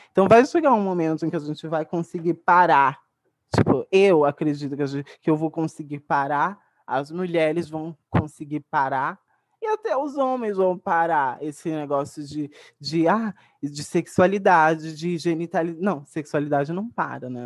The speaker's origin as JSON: {"language": "Portuguese", "country": "Brazil", "tie": "born or raised there", "also_born_or_lived": "Baixada Santista", "said": "no lugar de onde eu cresci, na cachoeira inteirinha, a favela da cachoeira inteirinha"}